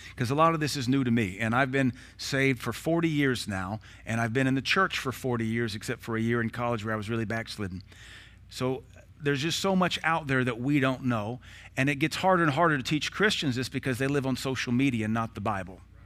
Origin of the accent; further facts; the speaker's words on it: United States; I am an American citizen. I was born in nineteen seventy-six.